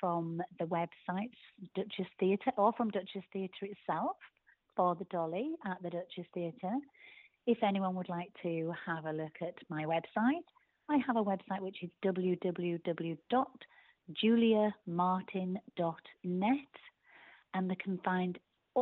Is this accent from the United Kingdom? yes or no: yes; Yorkshire and the Humber, United Kingdom; I'm actually a Yorkshire girl through and through.